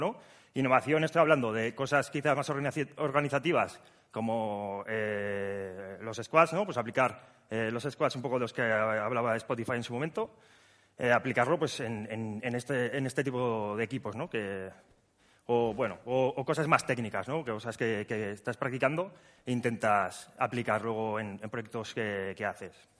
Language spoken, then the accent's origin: Spanish; Huesca, Aragon, Spain; now in Zaragoza, Spain; que estamos en Zaragoza, pero yo soy de Huesca